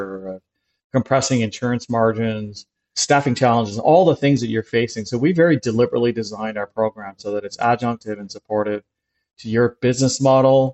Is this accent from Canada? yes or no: yes; Canada; now in New York City, United States; I grew up in Canada